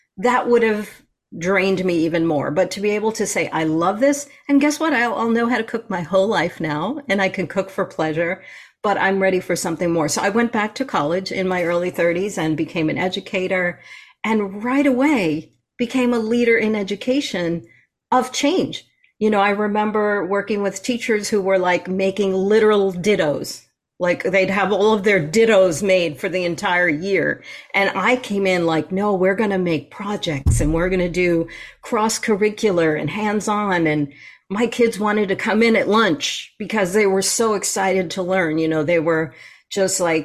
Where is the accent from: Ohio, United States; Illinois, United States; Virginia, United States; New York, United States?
New York, United States; moved away; I'm a New Yorker, I'm a native New Yorker